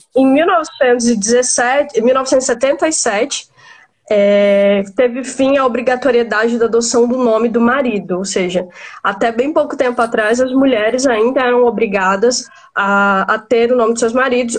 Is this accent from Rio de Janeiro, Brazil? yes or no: no; Maranhão, Brazil; moved away as an adult; also born or lived in Tocantins; now in São Paulo, Brazil; sou maranhense, né? Com uma partezinha que eu passei no Tocantins e agora morando em São Paulo.